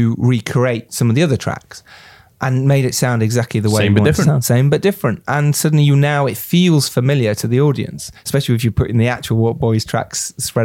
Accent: Harrogate, Yorkshire and the Humber, United Kingdom; now in London, United Kingdom; growing up in Yorkshire and then coming down to London

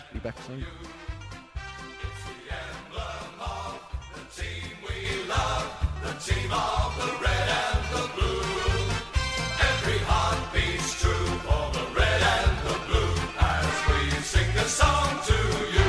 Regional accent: Victoria, Australia; I come from Victoria

